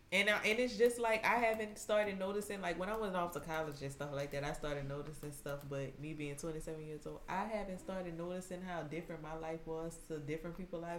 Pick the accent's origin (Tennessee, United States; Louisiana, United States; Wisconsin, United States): Louisiana, United States; Slidell; born or raised there